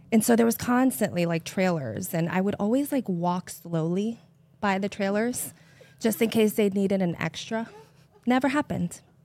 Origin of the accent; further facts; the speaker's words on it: New York City, New York, United States; I'm from Brooklyn, and if you know anything about New York, like, us Brooklyn ni-, Brooklynites are a little different